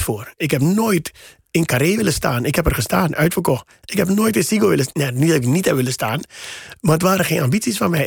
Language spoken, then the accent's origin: Dutch; Suriname; moved away as an adult; now in Netherlands; ik ben in Suriname opgegroeid in de jaren tachtig